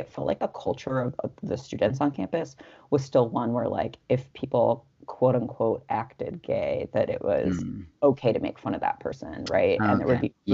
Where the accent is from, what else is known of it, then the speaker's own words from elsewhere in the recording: Los Angeles, California, United States; I was growing up in Los Angeles